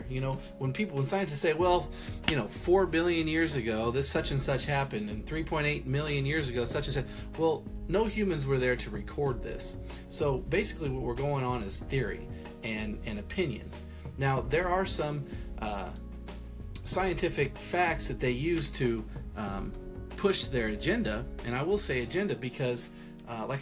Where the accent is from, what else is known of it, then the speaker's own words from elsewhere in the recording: Midwest, United States; also born or lived in Iowa / Texas; I've been pretty much in the Midwest my whole life